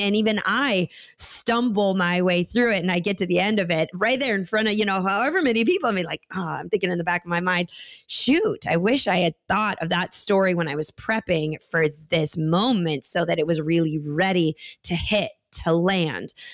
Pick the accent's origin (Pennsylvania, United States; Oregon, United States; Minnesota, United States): Minnesota, United States; Minneapolis; where I grew up in Minneapolis